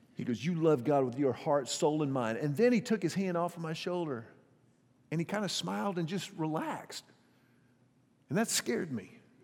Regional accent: Houston, Texas, United States; the pastor of the church where I grew up in Houston

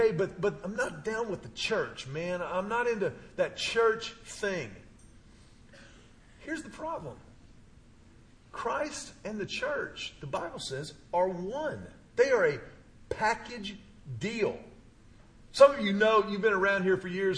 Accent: Houston, Texas, United States; My pastor growing up in Houston, he used to tell us all the time, I grew up in a Baptist church

